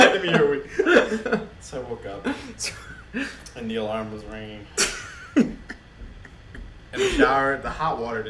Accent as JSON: {"language": "English", "town": "New York City", "region": "New York", "country": "United States", "tie": "born or raised there", "said": "I grew up in the Bronx"}